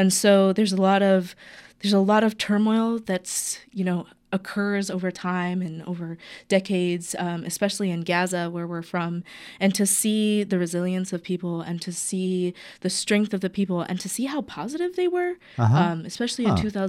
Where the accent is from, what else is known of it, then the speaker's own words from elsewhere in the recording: North Carolina, United States; born there; now in Portland, United States; And so I was born in the South in North Carolina and then moved out to Portland about 16, 17 years ago.